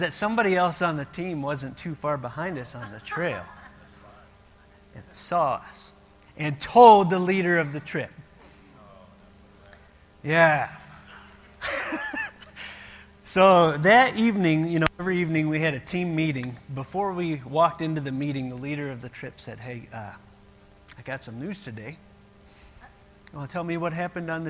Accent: Ohio, United States; moved away; we grew up in Ohio.

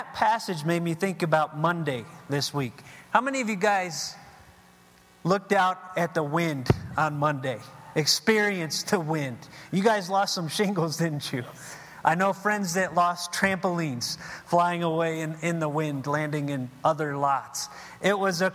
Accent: Ohio, United States; now in Arizona, United States; I'm from Ohio

